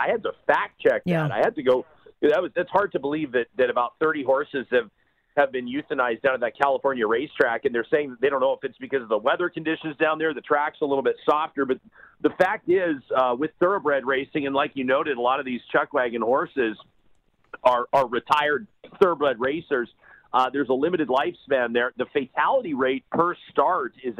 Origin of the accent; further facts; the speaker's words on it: Calgary, Alberta, Canada; moved away as an adult; now in Edmonton, Canada; I grew up in Calgary. I've spent, you know, 25 years of my life